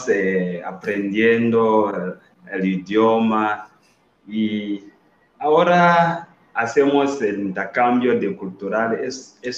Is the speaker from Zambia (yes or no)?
yes; Zambia; Spanish is a second language; Allá en mi país, estudiar medicina, la gente solo que pueden son los ricos la gente que tiene mucho dinero